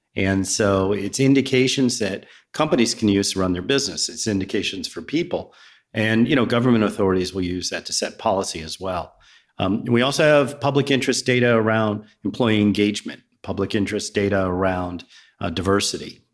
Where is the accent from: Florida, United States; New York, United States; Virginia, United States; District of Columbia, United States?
Virginia, United States; also born or lived in Riverside, New Jersey / New Jersey; now in Roswell, United States; I was born in a small, small town called Riverside, New Jersey. It's where my grandparents lived. And then I grew up in Virginia